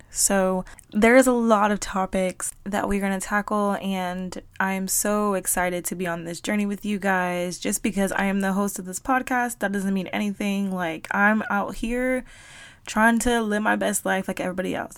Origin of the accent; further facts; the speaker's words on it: South Florida, United States; moved away; I am from South Florida and in Miami, you don't talk to people